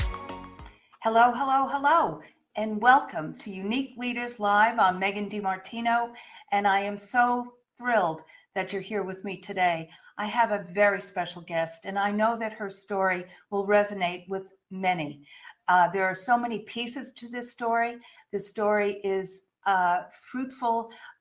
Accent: New York, United States; moved away as an adult; also born or lived in Fort Worth, Texas; When I moved from New York to Fort Worth in 1987. Yes, so this New York girl there in 1987

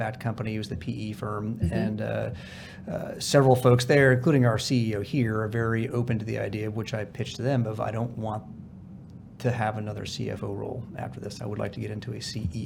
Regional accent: California, United States; I'm a refugee from California.

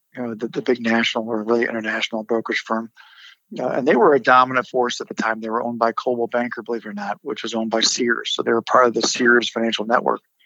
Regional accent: Chicago, Illinois, United States; I'm from Chicago originally

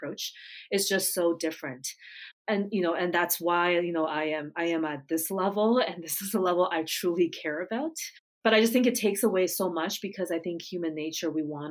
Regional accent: United States; also born or lived in Japan; I grew up in the States, not too far from New York City

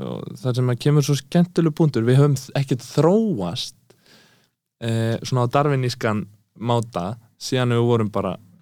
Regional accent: Eastern Region, Iceland; ég er að austan

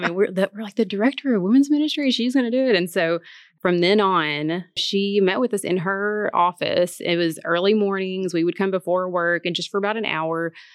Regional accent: Martin, Tennessee, United States; moved away as an adult; now in Memphis, United States; I'm from Martin, Tennessee

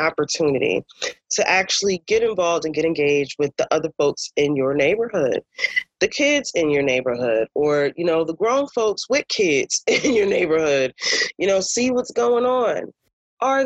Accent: Newark, New Jersey, United States; I'm born and raised in Newark.

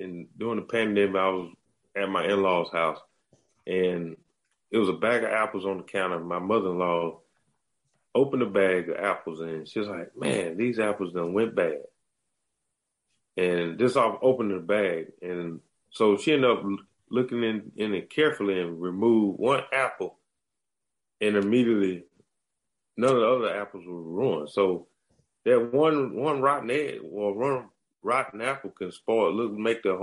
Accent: United States; accent: country; my country accent

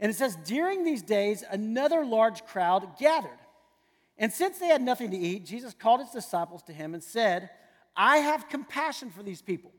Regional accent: San Antonio, Texas, United States; I grew up in San Antonio, Texas

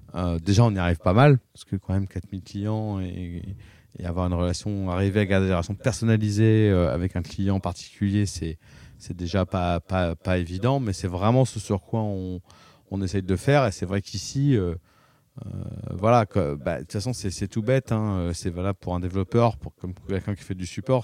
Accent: Paris, Île-de-France, France; moved away as an adult; now in La Rochelle, France; moi, je suis né à Paris dans le 15e

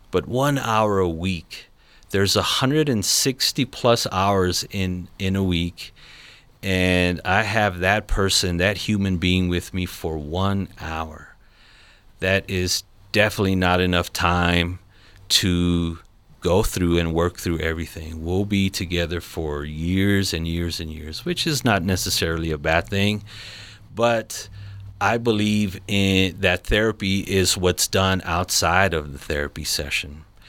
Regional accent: Los Angeles, California, United States; now in Colorado Springs, United States; I'm not originally from here, I'm from Los Angeles, California.

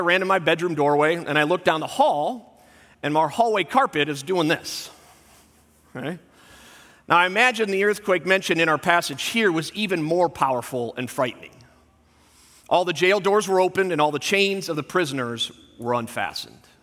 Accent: Southern California, United States; moved away; I grew up in Southern California

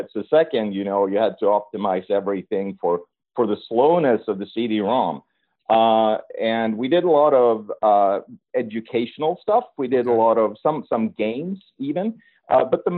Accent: northern Sweden, Sweden; now in Chicago, United States; I'm born and raised in Sweden, actually in the northern part of Sweden

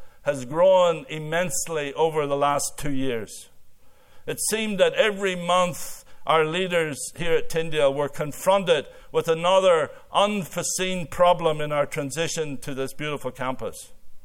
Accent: Northern Ireland, United Kingdom; moved away as an adult; now in Canada; growing up in Ireland

